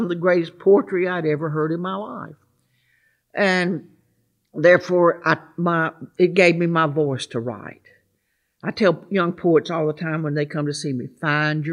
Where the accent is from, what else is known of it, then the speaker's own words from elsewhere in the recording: Gulfport, Mississippi, United States; also born or lived in Murfreesboro, Tennessee; now in Nashville, United States; I was born in Murfreesboro, grew up in Gulfport, Mississippi.